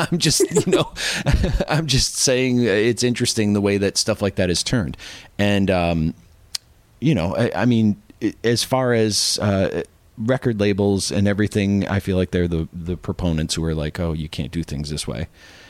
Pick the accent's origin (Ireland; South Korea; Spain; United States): Ireland; Well, I am Irish, so.